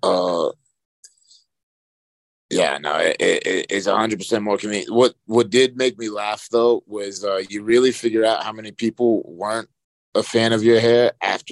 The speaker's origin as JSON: {"language": "English", "town": "Charlotte", "region": "North Carolina", "country": "United States", "tie": "born or raised there", "said": "being in my hometown"}